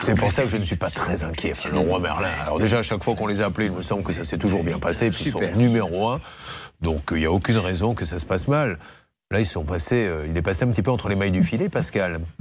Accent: Bordeaux, Nouvelle-Aquitaine, France; je suis de Bordeaux

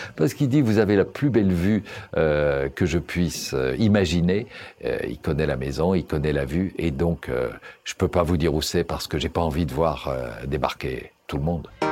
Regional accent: Brussels, Brussels-Capital Region, Belgium; Je suis né à Bruxelles, j'y vis, j'y travaille.

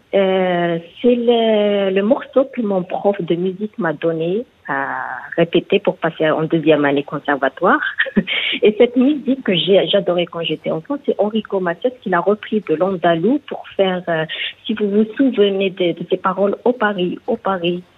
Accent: Algiers, Algiers Province, Algeria; Je suis d'Algérie, Alger, la capitale

